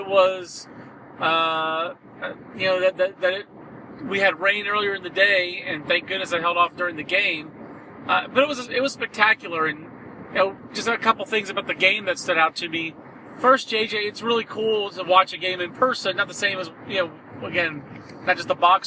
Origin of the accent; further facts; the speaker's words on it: Fayetteville, North Carolina, United States; growing up in Fayetteville, actually, right next door to Fort Bragg.